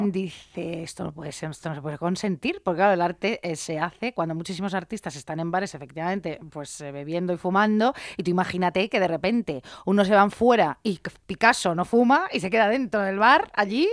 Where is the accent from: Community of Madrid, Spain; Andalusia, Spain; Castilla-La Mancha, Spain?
Community of Madrid, Spain; Madrid; yo es que soy madrileña